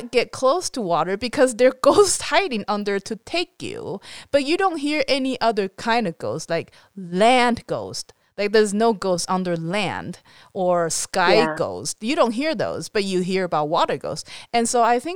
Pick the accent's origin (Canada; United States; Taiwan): Taiwan; I was growing up in Taiwan